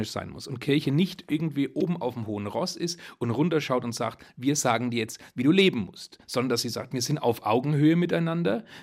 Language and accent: German; Bavaria, Germany; Wir Oberfranken, wir sagen ja